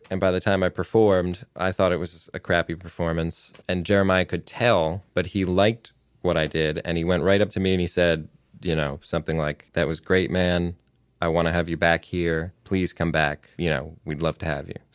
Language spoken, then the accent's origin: English; New Jersey, United States; Uh, New Jersey.